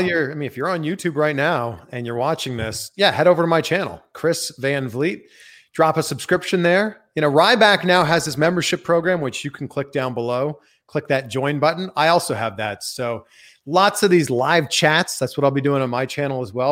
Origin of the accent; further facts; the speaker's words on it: Canada; now in United States; I'm from Canada